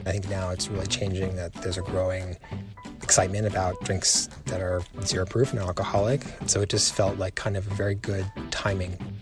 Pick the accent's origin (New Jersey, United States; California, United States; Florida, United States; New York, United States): New York, United States; Long Beach; also born or lived in Michigan; I grew up in Long Beach on Long Island, which mm-hmm. is like a uh, surfer town